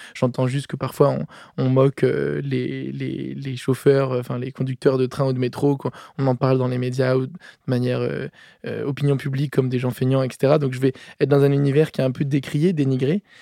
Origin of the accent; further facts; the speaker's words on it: Paris, Île-de-France, France; je suis né euh, à Paris en 1992 et mes parents ont fait le choix de me scolariser dans une école complètement atypique à côté de chez moi